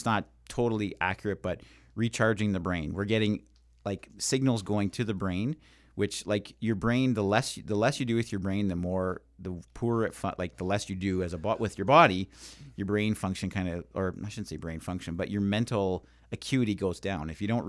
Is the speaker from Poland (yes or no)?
no; Trinidad & Tobago; When I was a little girl growing up in Trinidad, we had an old lady, she said, in the village